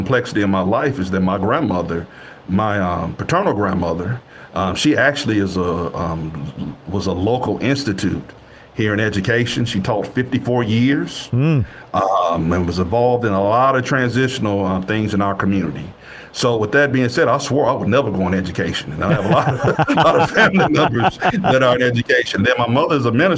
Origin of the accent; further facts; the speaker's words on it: West Tennessee, United States; moved away as an adult; also born or lived in North Texas; the district that I'm from, you know, this is my hometown, my home district